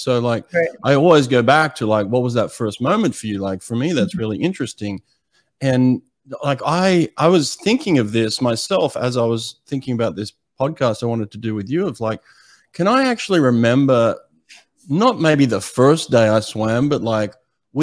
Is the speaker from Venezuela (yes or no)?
no; Sydney, New South Wales, Australia; I grew up in Sydney, Australia